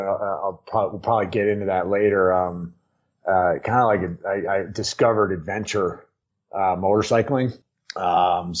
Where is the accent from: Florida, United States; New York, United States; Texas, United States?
New York, United States; Hudson Valley; now in Crested Butte, United States; I grew up in New York, right outside the city, just up out of the city on the Hudson, in the Hudson Valley